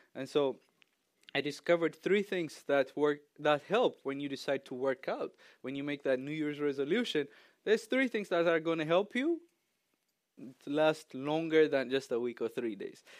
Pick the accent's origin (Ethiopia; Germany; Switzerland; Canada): Ethiopia; English is a second language; moved away as an adult; now in United States; I'm from Ethiopia